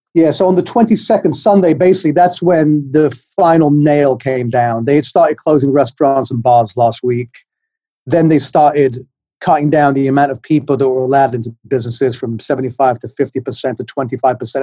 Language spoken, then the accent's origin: English; England, United Kingdom; now in New York, United States; I'm from England. You can tell I have a funny accent, but I've been in New York for about 35 years